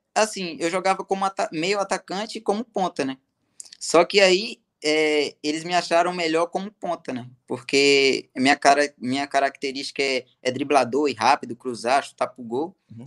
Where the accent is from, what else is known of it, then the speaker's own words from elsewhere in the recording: Ibicaraí, Bahia, Brazil; moved away; also born or lived in Poções, Bahia; Eu nasci em poções, só que fui criado em Ibicaraí, Bahia